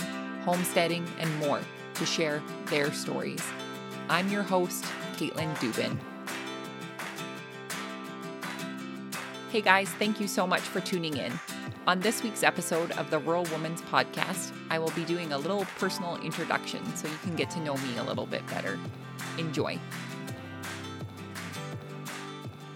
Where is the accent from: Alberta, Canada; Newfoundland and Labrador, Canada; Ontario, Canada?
Alberta, Canada; Lethbridge; originally I am from Lethbridge, Alberta, Canada